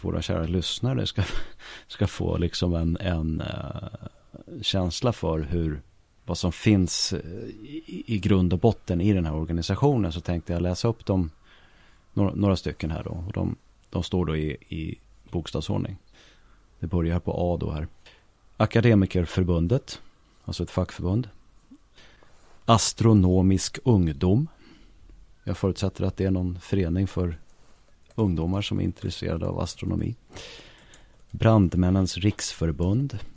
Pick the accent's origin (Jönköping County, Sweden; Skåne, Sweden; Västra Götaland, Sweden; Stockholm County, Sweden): Stockholm County, Sweden; Stockholm; Jag kommer från eh, Hökarängen